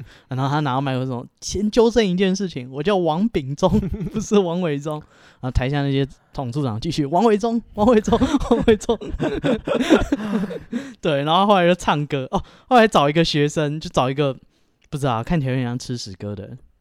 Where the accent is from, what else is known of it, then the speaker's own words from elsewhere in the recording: Taipei, Taiwan; 其实我小时候是在万华长大